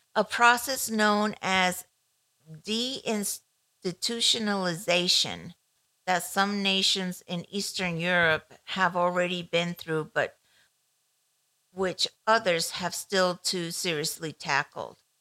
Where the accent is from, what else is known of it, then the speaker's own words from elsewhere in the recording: Ecuador; moved away; I grew up in Ecuador back in the 80s, 70s, 80s